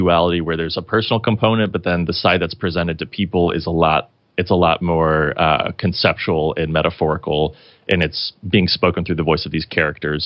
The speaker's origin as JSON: {"language": "English", "town": "Kirklin", "region": "Indiana", "country": "United States", "tie": "born or raised there", "said": "his and my hometown, Kirkland, Indiana"}